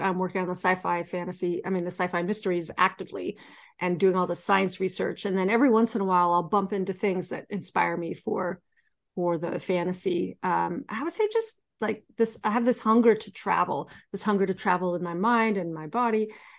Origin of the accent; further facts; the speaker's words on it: Sonoma, California, United States; I grew up in Sonoma, but my father worked in San Francisco.